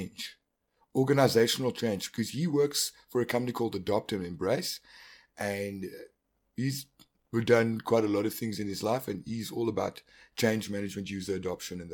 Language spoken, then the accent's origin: English; South Africa; accent: South African